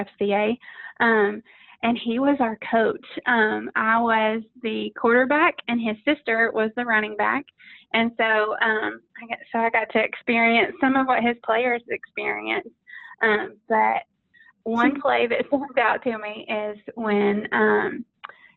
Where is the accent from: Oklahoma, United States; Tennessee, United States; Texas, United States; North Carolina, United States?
Tennessee, United States; Knoxville; I grew up in Knoxville, Tennessee